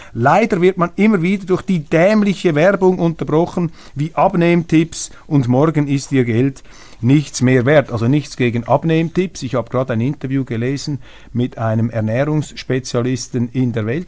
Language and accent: German; Switzerland; als Schweizer